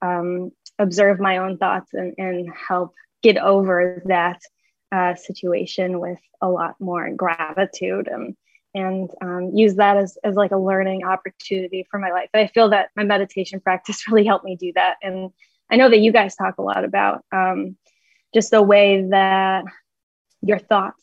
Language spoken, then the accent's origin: English; Michigan, United States; ended up going to the University of Michigan, which is about 45 minutes from my hometown